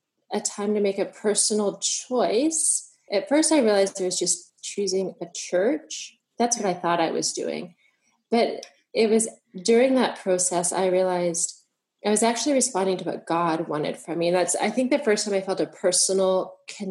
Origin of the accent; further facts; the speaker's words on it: United States; moved away as an adult; now in Vancouver, Canada; I grew up in the United States